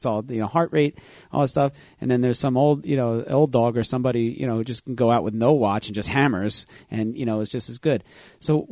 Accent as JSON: {"language": "English", "town": "Manasquan", "region": "New Jersey", "country": "United States", "tie": "born or raised there", "said": "I grew up in Manasquan, New Jersey, which is a surfing town."}